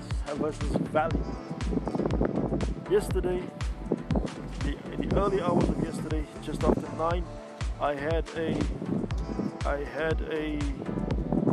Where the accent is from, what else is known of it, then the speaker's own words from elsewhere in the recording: South Africa; I'm from South Africa